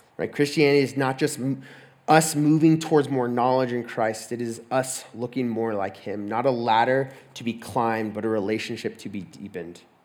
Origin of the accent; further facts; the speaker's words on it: Texas, United States; moved away as an adult; I'm from Texas